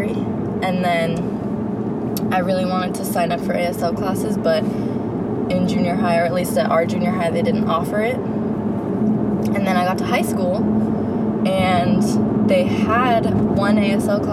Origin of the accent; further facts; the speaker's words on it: Fremont, California, United States; born and raised in Fremont